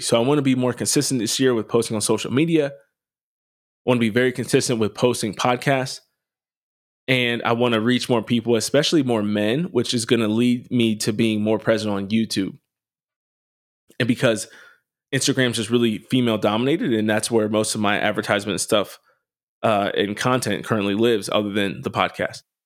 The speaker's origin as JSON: {"language": "English", "town": "Harrisburg", "region": "Pennsylvania", "country": "United States", "tie": "born or raised there", "said": "where I grew up in Harrisburg, we didn't have great public schools."}